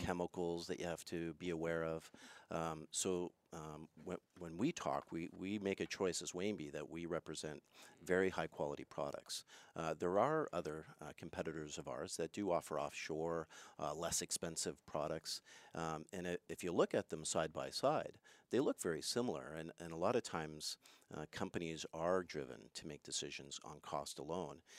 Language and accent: English; Montreal, Quebec, Canada; moved away; I'm originally from Montreal, so I speak French mm. a little bit